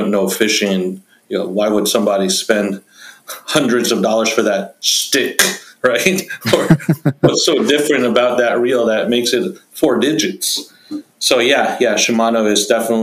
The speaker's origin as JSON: {"language": "English", "region": "New York", "country": "United States", "tie": "born or raised there", "said": "where I grew up in New York"}